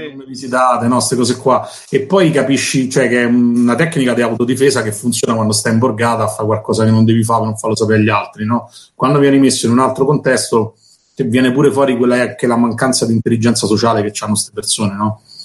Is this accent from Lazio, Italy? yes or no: yes; Rome, Lazio, Italy; io sono cresciuto a Torbella Monaca